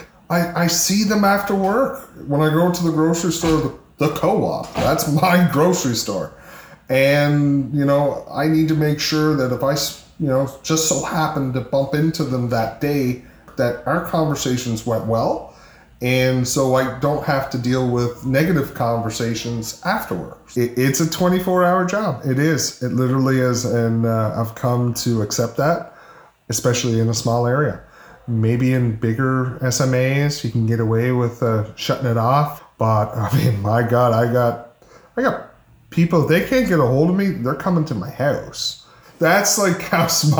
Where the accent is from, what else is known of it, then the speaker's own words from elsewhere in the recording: Cape Breton, Nova Scotia, Canada; also born or lived in Charlottetown, Prince Edward Island / western Prince Edward Island; now in Prince Edward Island, Canada; I'm originally from Cape Breton